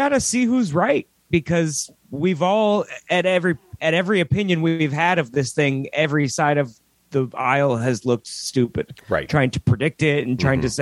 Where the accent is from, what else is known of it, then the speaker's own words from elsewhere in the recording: Worcester, Massachusetts, United States; born there; I was born in Worcester, Massachusetts